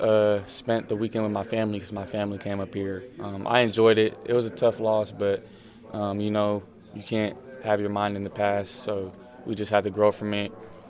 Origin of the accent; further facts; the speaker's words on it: Los Angeles, California, United States; moved away as an adult; now in Seattle, United States; I'm from LA.